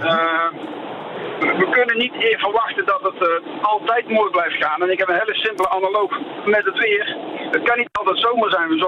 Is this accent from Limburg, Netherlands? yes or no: no; Amsterdam, North Holland, Netherlands; born there; ik ben zelf Nederlander, geboren in Amsterdam.